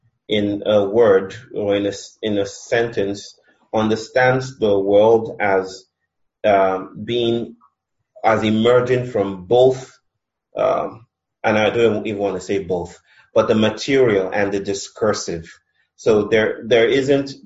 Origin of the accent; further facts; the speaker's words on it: Nigeria; now in India; I'm Nigerian, I'm married to an Indian